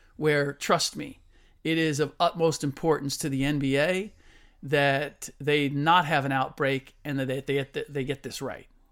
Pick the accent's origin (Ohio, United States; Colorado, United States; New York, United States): Ohio, United States; Cincinnati; moved away; I was born and raised in Cincinnati